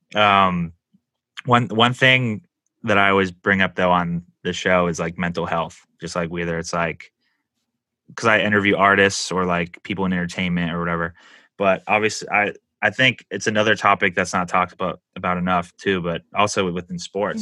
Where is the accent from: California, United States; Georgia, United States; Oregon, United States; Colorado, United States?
California, United States; San Diego; also born or lived in Los Angeles; I've I lived in San Diego most of my life